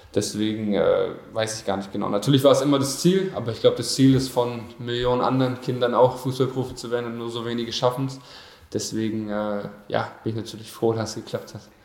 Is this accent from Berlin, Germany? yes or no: yes; Berlin, Germany; moved away as an adult; also born or lived in Brandenburg; now in Bielefeld, Germany; ab der 6. Klasse bin ich dann auf die Sportschule gegangen und war dann sozusagen jeden Tag in Berlin. Also mehr in Berlin als in Brandenburg